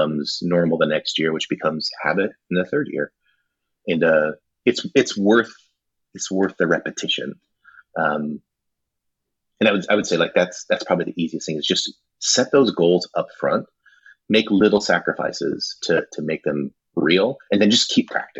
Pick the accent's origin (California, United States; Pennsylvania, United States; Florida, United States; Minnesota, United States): California, United States; Running Springs; I grew up down in Southern California in a mountain town called Running Springs.